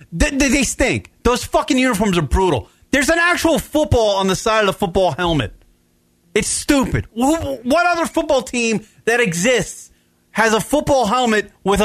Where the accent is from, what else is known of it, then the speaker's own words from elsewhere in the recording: New York, United States; moved away as an adult; I grew up for 38 years in New York